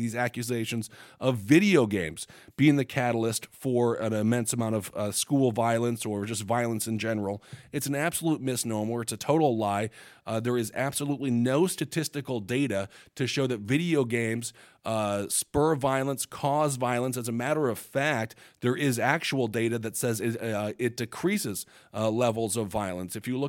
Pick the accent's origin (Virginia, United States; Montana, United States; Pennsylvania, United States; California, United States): Montana, United States; For example, in my home state of Montana, Medicaid no longer covers mental health services not provided by a licensed provider